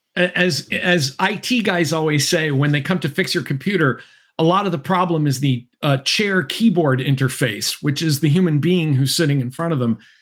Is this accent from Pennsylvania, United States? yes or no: no; Massachusetts, United States; I come from Massachusetts